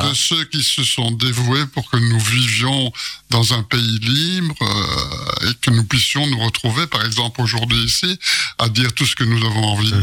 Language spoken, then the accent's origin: French; Belgium; je suis belge